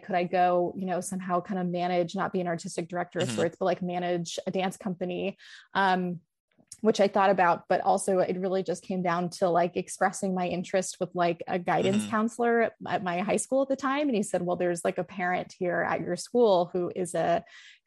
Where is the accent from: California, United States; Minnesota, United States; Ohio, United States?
California, United States; Los Angeles; I'm from Los Angeles, like literally born and raised like next to UCLA